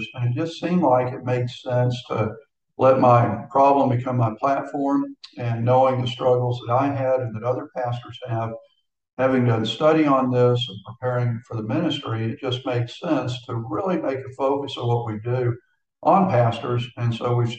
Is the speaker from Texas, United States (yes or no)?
yes; Houston, Texas, United States; moved away as an adult; now in Florida, United States; born and raised in Houston, and my entire ministry was in Texas